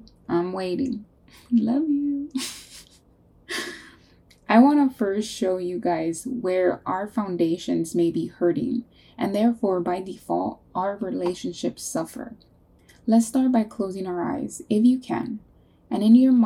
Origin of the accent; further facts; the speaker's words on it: California, United States; now in North Carolina, United States; We're from California.